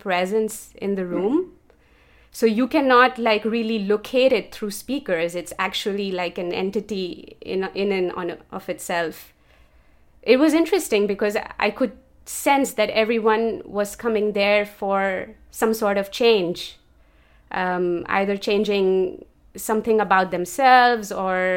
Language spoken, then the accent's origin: English; Karachi, Sindh, Pakistan; moved away as an adult; also born or lived in Copenhagen, Denmark; now in Budapest, Hungary; I am originally from Pakistan, from the city of Karachi, and I moved to Europe in 2017